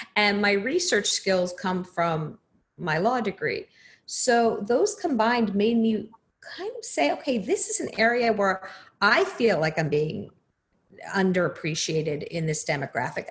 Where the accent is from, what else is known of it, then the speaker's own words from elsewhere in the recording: New Jersey, United States; moved away; I'm originally from New Jersey, so we have very different accents.